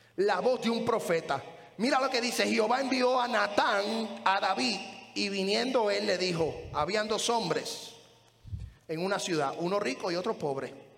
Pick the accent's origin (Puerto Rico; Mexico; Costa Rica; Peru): Puerto Rico; moved away; en la iglesia donde yo me crié, allá en Puerto Rico